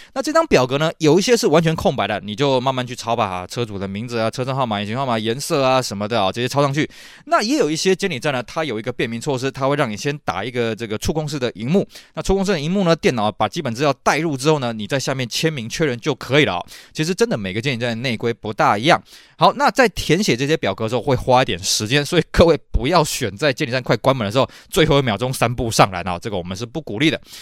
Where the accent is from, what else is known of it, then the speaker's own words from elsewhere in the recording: Taiwan; 我们台湾这边